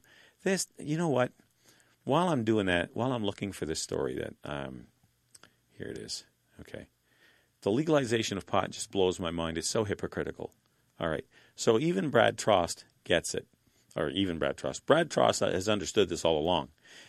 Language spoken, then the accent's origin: English; Saskatchewan, Canada; I'm from Saskatchewan. When the NDP faced the divided opposition, they ran roughshod over them. Alberta's next door to us.